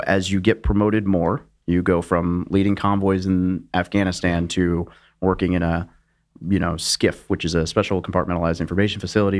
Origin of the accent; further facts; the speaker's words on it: Little Rock, Arkansas, United States; moved away as an adult; I grew up in Little Rock, Arkansas.